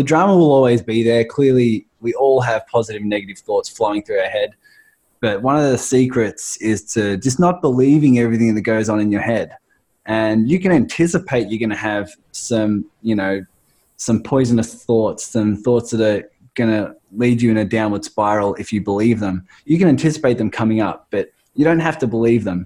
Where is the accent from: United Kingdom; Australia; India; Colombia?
Australia; accent: Australian; my crazy Australian accent